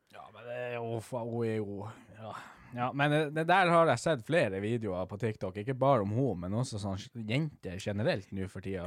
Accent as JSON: {"language": "Norwegian", "town": "Havøysund", "region": "Finnmark", "country": "Norway", "said": "jeg er fra Havøysund"}